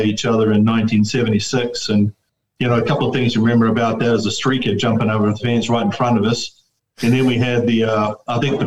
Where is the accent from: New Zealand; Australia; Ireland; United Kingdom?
New Zealand; Wellington; moved away as an adult; also born or lived in Bakersfield, California; now in United States; I was born in Wellington, of course, but lived in what they call Vogeltown area, which is like Brooklyn, so in the hills, and quite away from Mirama, so to speak